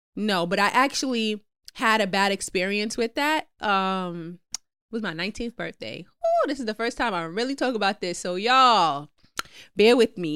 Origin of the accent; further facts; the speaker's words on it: New York City, New York, United States; I'm from Queens